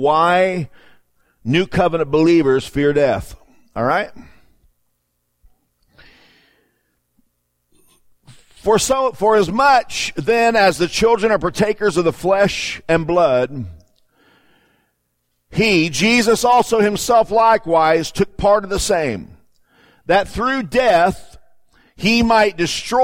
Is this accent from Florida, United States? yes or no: yes; Florida, United States; moved away; I grew up in Florida